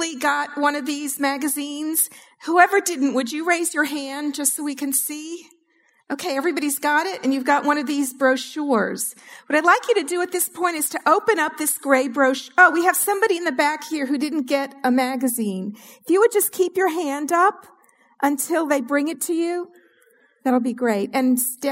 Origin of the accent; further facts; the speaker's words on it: New York City, New York, United States; now in New Orleans, United States; I consider myself a Southern fried Jew now that I live in New Orleans, but I'm originally from New York City